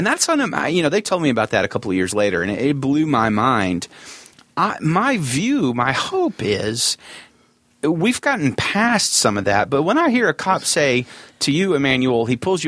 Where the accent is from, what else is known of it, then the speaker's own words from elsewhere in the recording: Vestavia Hills, Alabama, United States; also born or lived in Mountain Brook, Alabama; I grew up in Vestavia, just down from Vestavia Country Club